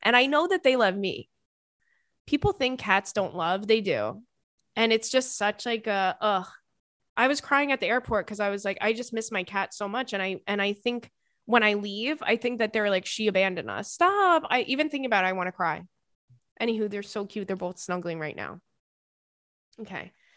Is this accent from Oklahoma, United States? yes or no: no; Commack, New York, United States; I'm from, uh, Comac